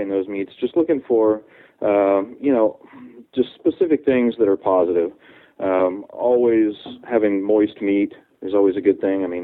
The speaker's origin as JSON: {"language": "English", "region": "Ohio", "country": "United States", "also_born_or_lived": "New Orleans, Louisiana", "moved": "as an adult", "lives_now": "Texas, United States", "said": "Well, I'm originally from Ohio, and I went to college in uh, New Orleans at Tulane."}